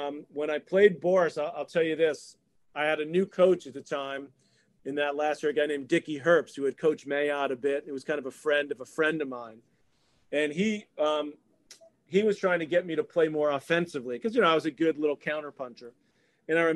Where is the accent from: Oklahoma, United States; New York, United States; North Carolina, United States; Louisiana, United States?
New York, United States; it's my hometown